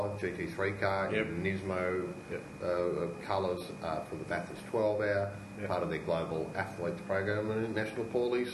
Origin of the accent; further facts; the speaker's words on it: New Zealand; I'm a New Zealander